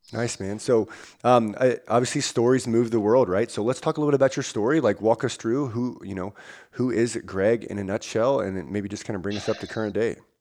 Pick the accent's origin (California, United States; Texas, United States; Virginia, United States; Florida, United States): Virginia, United States; now in Washington, United States; I'm from Virginia originally, live in Washington now